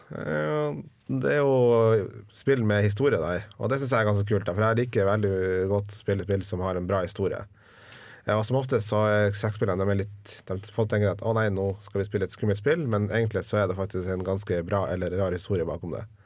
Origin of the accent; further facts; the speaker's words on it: Northern Norway, Norway; jeg er nordlending